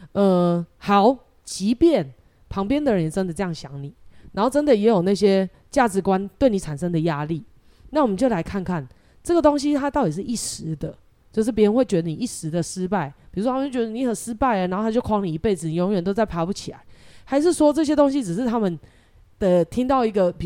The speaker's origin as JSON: {"language": "Chinese", "country": "Taiwan", "said": "其实蛮蛮像我们台湾人的，我们是很健忘的"}